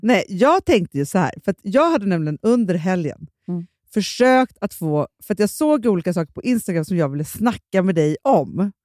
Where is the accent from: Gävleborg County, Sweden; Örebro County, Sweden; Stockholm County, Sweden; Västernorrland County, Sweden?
Stockholm County, Sweden; Stockholm; vi är uppvuxna i Stockholm